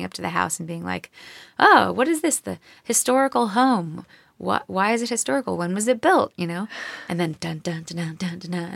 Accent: Louisville, Kentucky, United States; I'm from Louisville

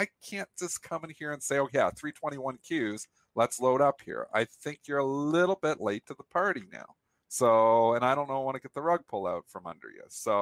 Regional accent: Canada; I'm Canadian

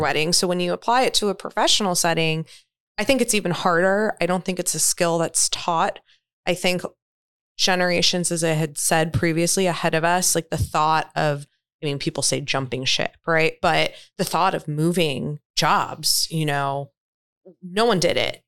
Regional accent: New York, United States; moved away; also born or lived in Florida; I'm from New York originally

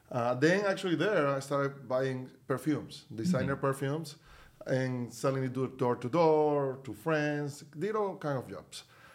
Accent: Venezuela; moved away as an adult; now in United States; I'm from Venezuela originally, so I moved to the U.S. 22 years ago in 2000. I was with moved with my wife. We were the first people in my family to actually move to the U.S.

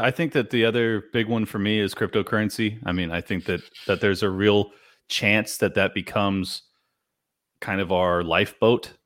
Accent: California, United States; this is my hometown where I was born and raised.

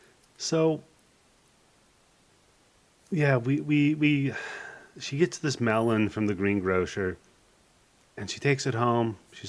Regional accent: Hermiston, Washington, United States; I grew up in Washington State, where watermelons are like a nickel a pound. Yeah, Hermiston.

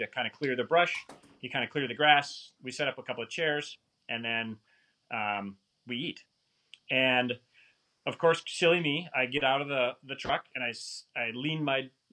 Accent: Wisconsin, United States; moved away as an adult; also born or lived in Portland, Oregon; born and raised in Wisconsin

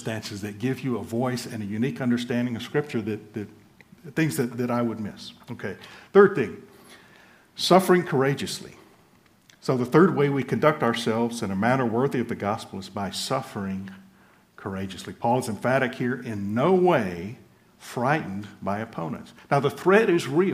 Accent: United States; moved away as an adult; also born or lived in Central and Eastern Europe; I am an American

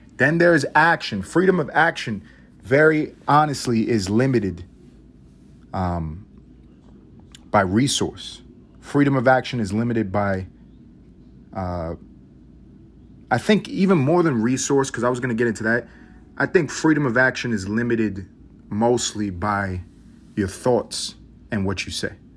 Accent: United States; I'm American

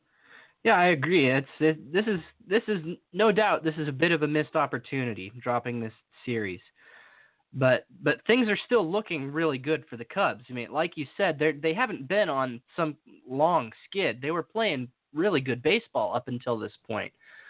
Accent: Nebraska, United States; I'm from Nebraska

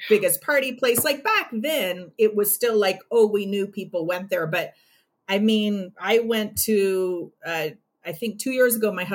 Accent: Los Angeles, California, United States; moved away as an adult; now in New Mexico, United States; I was born and raised in Los Angeles

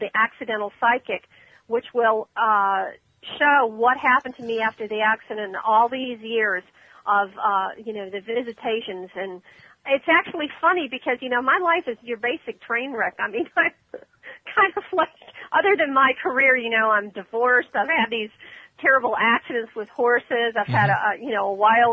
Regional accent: Ormond Beach, Florida, United States; That's my hometown, Ormond

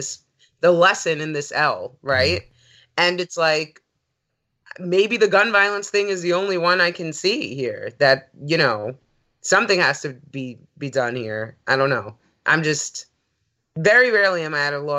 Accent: New York, United States; growing up in New York

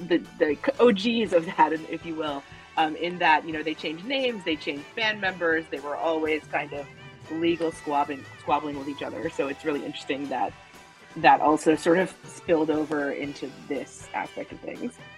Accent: Hicksville, New York, United States; moved away as an adult; now in Boston, United States; I am from Long Island. Yes, I'm from Hicksville, Long Island, which is …'s hometown

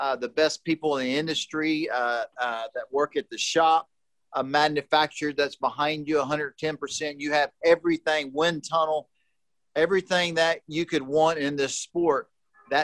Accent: Texas, United States; moved away; my home state, Austin, Texas

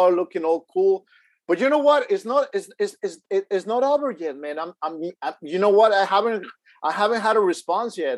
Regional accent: Houston, Texas, United States; I come from Houston, Texas

